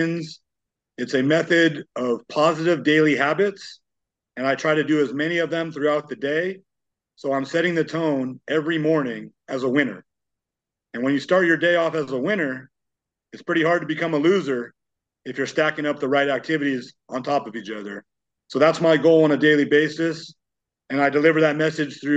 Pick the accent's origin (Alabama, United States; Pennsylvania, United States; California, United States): California, United States; Los Angeles County; I'm from Los Angeles County